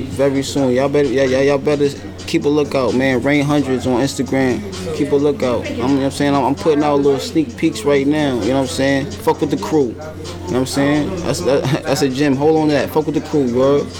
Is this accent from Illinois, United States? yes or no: no; New York City, New York, United States; I grew up in the middle of Bed-Stuy, man. Right in the heart of Bed-Stuy, Marcus Garvey.